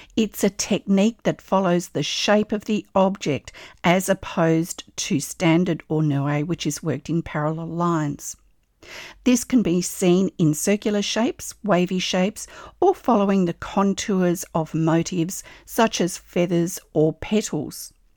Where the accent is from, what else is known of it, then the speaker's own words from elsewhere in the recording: Australia; I'm an Australian textile artist